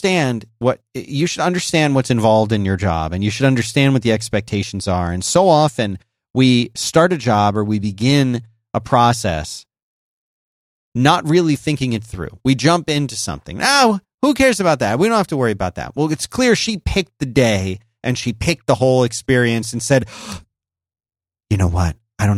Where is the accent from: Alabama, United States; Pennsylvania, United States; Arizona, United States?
Pennsylvania, United States; Philadelphia; now in Austin, United States; I grew up in Philadelphia. It's cold.